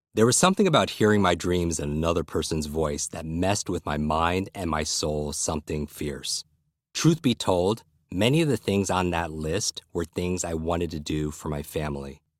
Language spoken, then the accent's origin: English; Westchester County, New York, United States; I grew up in Westchester County, a suburb of New York City